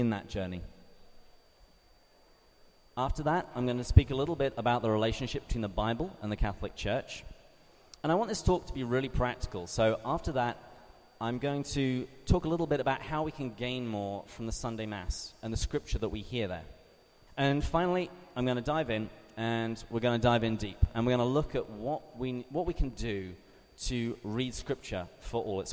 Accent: England, United Kingdom; moved away; as you can hear from my accent, I'm not from around here. I am from across the Atlantic Ocean, from the great country of England

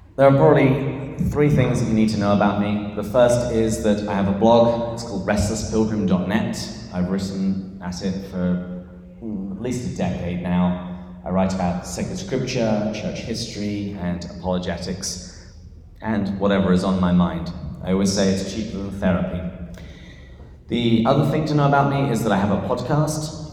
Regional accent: England, United Kingdom; moved away as an adult; now in San Diego, United States; this is not a San Diegan accent. I am from England, uh, but I've lived here for, I think, about 12 years now

